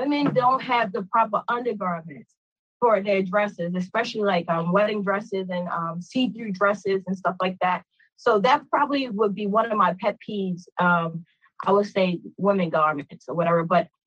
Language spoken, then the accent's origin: English; Baltimore, Maryland, United States; I'm from Baltimore, Maryland, born and raised, and excited about that as well. I've been living here my whole life